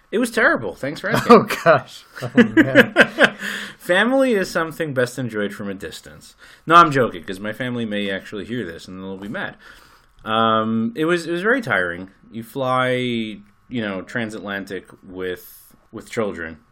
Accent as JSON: {"language": "English", "country": "United States", "moved": "yes", "lives_now": "Israel", "said": "I'm American"}